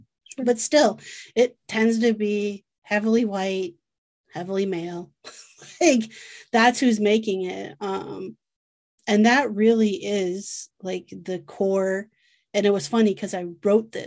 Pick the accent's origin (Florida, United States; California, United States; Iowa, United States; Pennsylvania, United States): Iowa, United States; I am from Iowa, so Field of Dreams mentality